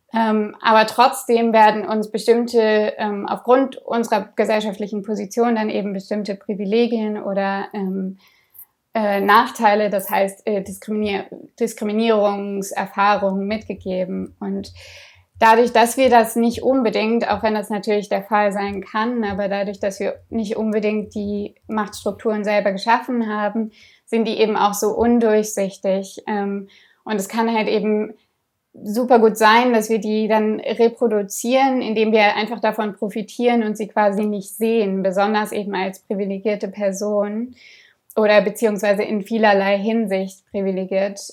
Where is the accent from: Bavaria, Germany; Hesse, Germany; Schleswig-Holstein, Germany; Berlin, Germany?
Berlin, Germany; Ich bin in Berlin aufgewachsen